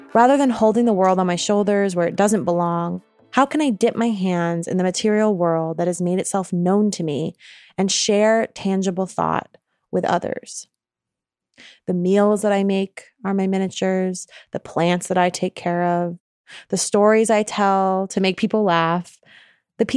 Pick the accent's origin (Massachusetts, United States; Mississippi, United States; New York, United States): New York, United States; now in Oakland, United States; I'm originally from New York State.